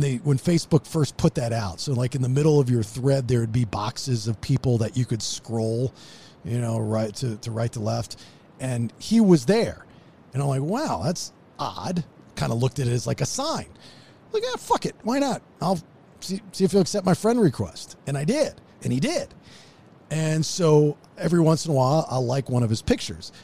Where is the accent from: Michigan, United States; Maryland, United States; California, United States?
Maryland, United States; moved away; I'm from Maryland